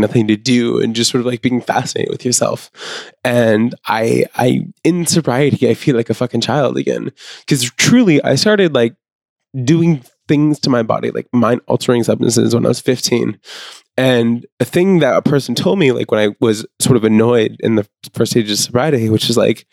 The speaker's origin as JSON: {"language": "English", "region": "Maine", "country": "United States", "tie": "born or raised there", "said": "I grew up in Maine"}